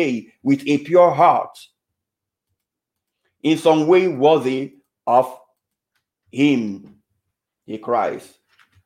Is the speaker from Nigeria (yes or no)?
yes; Nigeria; moved away; I was still in the Novus Ordo Parish way back in my home country, Nigeria. I was just about 8 years then